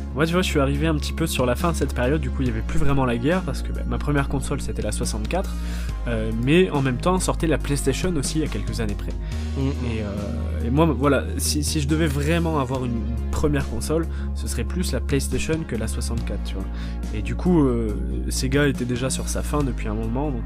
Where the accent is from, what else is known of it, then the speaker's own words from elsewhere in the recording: the South-West, south-west France, France; moved away; j'ai grandi dans le Sud-Ouest. Les premières années de ma vie, je les ai passées dans le Sud-Ouest